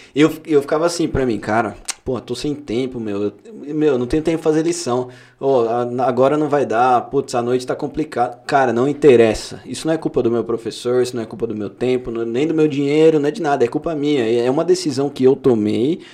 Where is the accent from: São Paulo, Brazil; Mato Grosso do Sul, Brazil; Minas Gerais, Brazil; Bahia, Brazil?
São Paulo, Brazil; nós somos paulistas